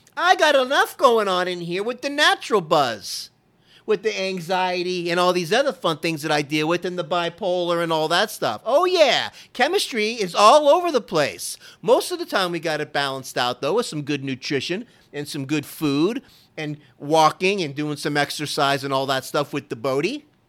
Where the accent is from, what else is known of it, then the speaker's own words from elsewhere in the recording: Florida, United States; now in Texas, United States; I grew up in Florida